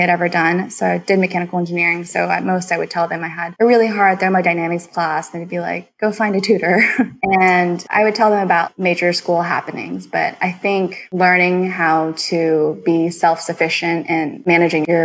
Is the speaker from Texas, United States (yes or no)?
yes; Houston, Texas, United States; I grew up here in Houston, Texas